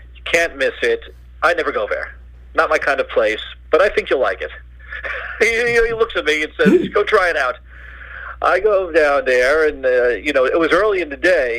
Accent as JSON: {"language": "English", "town": "New York City", "region": "New York", "country": "United States", "tie": "born or raised there", "moved": "as an adult", "lives_now": "Boston, United States", "said": "growing up in Astoria from then until like high school, I just knew Astoria, Manhattan."}